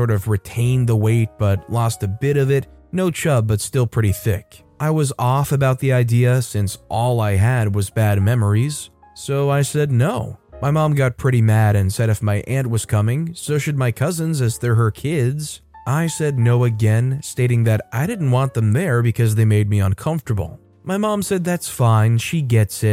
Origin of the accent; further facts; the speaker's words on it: United States; as an American